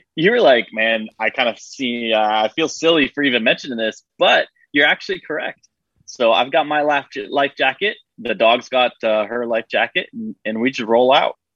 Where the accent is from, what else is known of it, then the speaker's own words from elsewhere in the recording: Florida, United States; moved away as an adult; I grew up in Florida, uh, left for about ten years, and then now I'm back